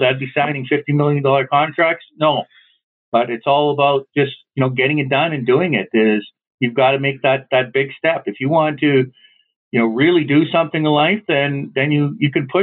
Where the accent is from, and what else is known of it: Canada